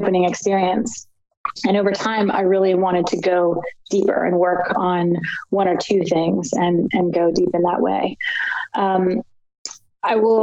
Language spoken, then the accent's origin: English; Annapolis, Maryland, United States; moved away as an adult; also born or lived in Los Angeles; I grew up in Annapolis, Maryland on the Chesapeake Bay